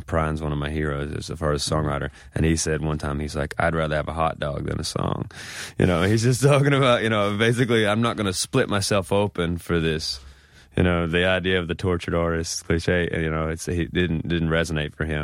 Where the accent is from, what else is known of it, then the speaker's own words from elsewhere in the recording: Mississippi, United States; moved away as an adult; also born or lived in Memphis, Tennessee / Brooklyn, New York; now in New York, United States; growing up in Mississippi